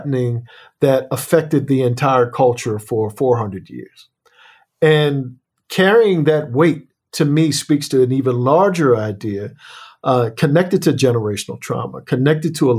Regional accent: Annapolis, Maryland, United States

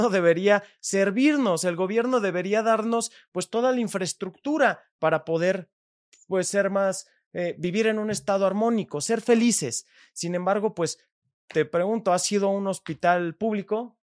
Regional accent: Mexico; como ciudadanos mexicanos

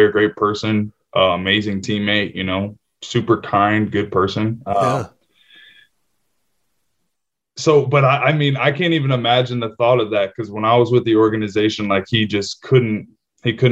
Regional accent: Simi Valley, California, United States; my hometown in Simi Valley

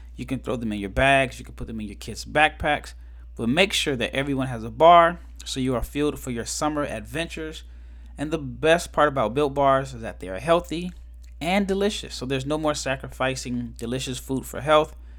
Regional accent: Nebraska, United States; moved away as an adult; also born or lived in Mississippi / Turkey; I'm from Nebraska.

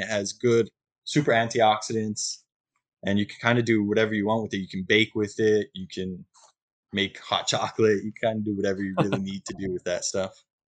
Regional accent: just south of Albuquerque, New Mexico, United States; moved away as an adult; also born or lived in Big Island, Hawaii; now in Hawaii, United States; originally from New Mexico, um, just south of Albuquerque. My family uh, had a little bit of property that we grew corn, alfalfa, and hay.

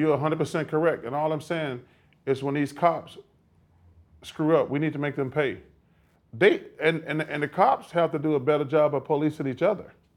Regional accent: Alabama, United States; moved away as an adult; growing up in Alabama

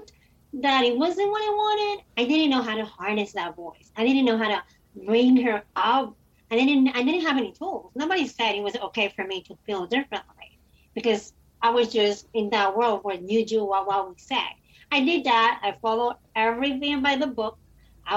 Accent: Dominican Republic; I was born and raised in the Dominican Republic.

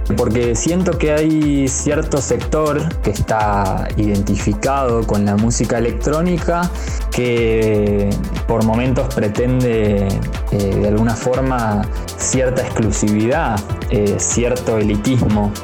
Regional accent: Buenos Aires, Argentina; nací en Palermo y hace ya más de 15 años vivo en colegiales, es decir, que pasé toda mi vida eh, viviendo acá en, en Cava

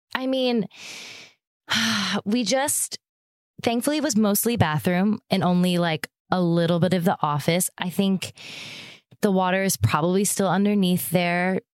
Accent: Erie, Pennsylvania, United States; moved away; also born or lived in Chicago; I'm from Erie, Pennsylvania

